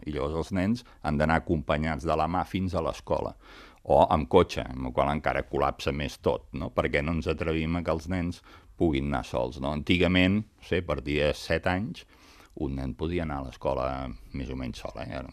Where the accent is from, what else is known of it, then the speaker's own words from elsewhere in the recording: Sabadell, Catalonia, Spain; jo sóc de Sabadell